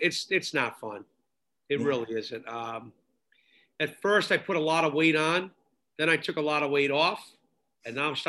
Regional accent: Providence, Rhode Island, United States; also born or lived in Smithfield, Rhode Island; I grew up in Providence on Manhattan Ave.

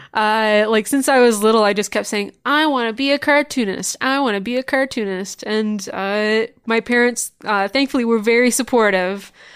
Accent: Niagara Falls, Ontario, Canada; moved away as an adult; now in Toronto, Canada; I initially grew up actually in Niagara Falls

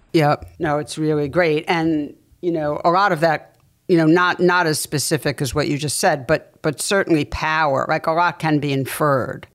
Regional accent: New York City, New York, United States; I grew up in New York City going to the Museum of Natural History

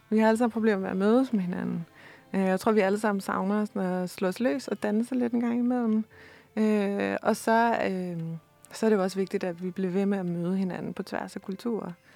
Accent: Denmark; her hjemme i Danmark

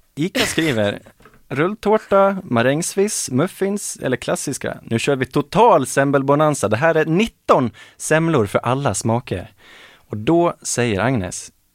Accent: Falun, Dalarna County, Sweden; now in Gothenburg, Sweden; Det är där jag växte upp, i det området

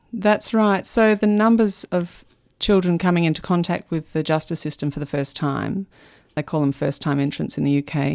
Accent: Melbourne, Victoria, Australia; also born or lived in United States / England; I grew up in Melbourne.

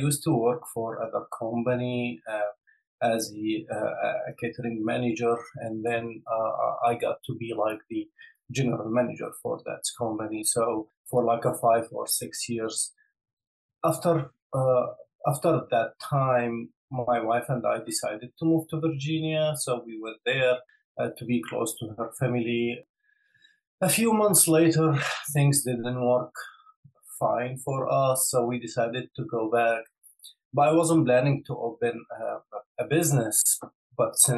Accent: Damascus, Damascus Governorate, Syria; moved away as an adult; now in Atlanta, United States; I was born in Syria in 1985 and lived my entire, you know, childhood and, like, you know, growing up in Damascus, Syria, until 2015.

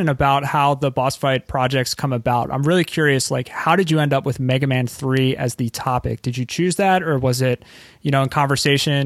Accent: right outside Philadelphia, Pennsylvania, United States; where I live currently and also where I grew up

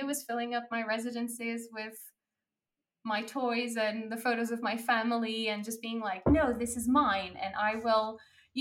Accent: Portugal; moved away; I was born in Portugal

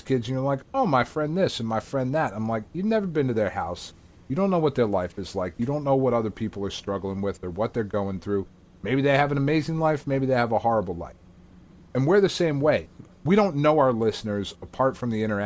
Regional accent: New Jersey, United States; we're fucking schmucks from New Jersey

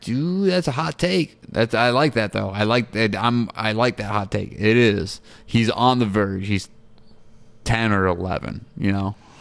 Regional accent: New York, United States; I'm from New York

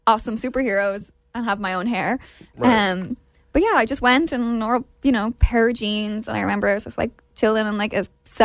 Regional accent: Ireland; I'm from Ireland

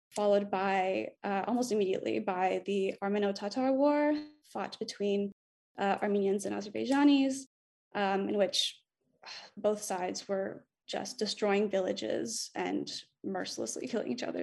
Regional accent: Montreal, Quebec, Canada; moved away as an adult; now in Vancouver, Canada; I'm from Montreal. I now live in Vancouver

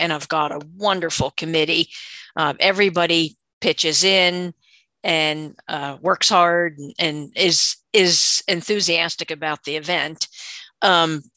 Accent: West Virginia, United States; I am from West Virginia, a retired school teacher

